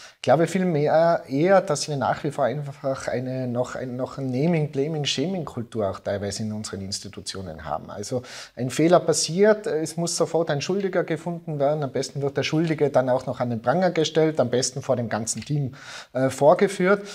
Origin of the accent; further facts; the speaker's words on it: Innsbruck, Tyrol, Austria; ins schöne Innsbruck, äh, in meine Heimat